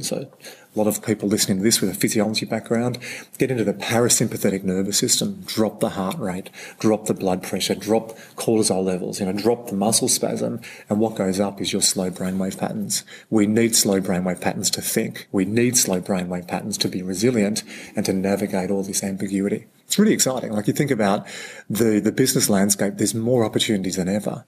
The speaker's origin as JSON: {"language": "English", "country": "Australia", "said": "as an Aussie bloke"}